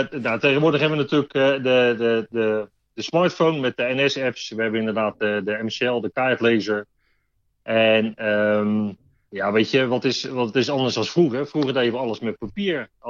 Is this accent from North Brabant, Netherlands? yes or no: no; Arnhem, Gelderland, Netherlands; born there; now in Rotterdam, Netherlands; Ja, ik ben geboren Arnhemmer. Maar ik woon de afgelopen 53 eh, jaar woon ik toch al in Rotterdam.